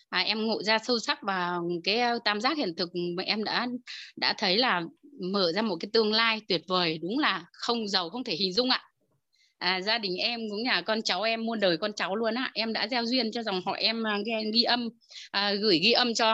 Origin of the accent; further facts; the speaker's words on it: Hòa Bình, Vietnam; em đến từ Hòa Bình ạ